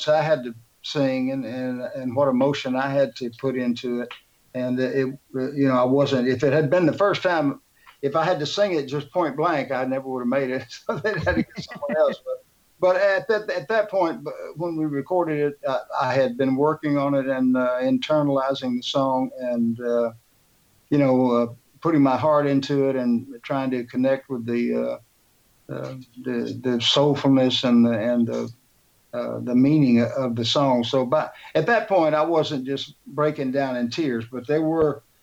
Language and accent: English; Houston, Texas, United States; the great city of Houston. Which is my hometown and Sandy's hometown